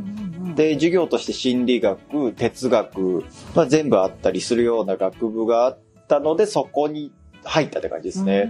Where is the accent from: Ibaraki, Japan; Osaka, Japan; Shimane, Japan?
Osaka, Japan; moved away as an adult; now in Tokyo, Japan; 大学が東京なんですよ。地元大阪で。